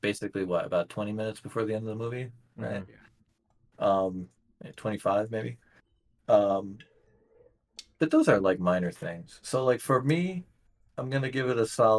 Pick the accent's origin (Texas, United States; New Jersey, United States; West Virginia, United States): West Virginia, United States; when I was a kid, growing up in West Virginia